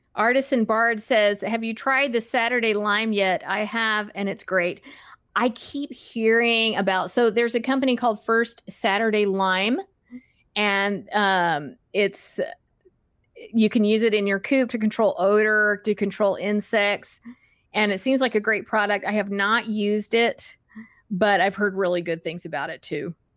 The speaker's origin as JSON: {"language": "English", "region": "Texas", "country": "United States", "tie": "born or raised there", "moved": "yes", "said": "I grew up in Texas"}